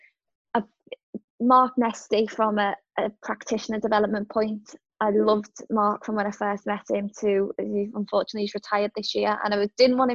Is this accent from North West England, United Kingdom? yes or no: yes; Liverpool, North West England, United Kingdom; moved away; I'm a Scouser